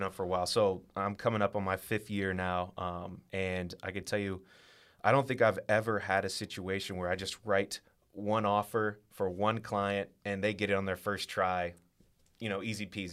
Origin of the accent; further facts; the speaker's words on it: Westerville, Ohio, United States; I'm from Westerville. I, uh, I went to Westerville Central High School